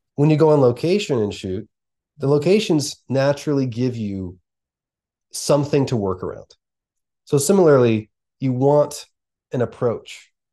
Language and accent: English; outside of Philadelphia, Pennsylvania, United States; we grew up outside of Philadelphia in a very similar region, in a very similar way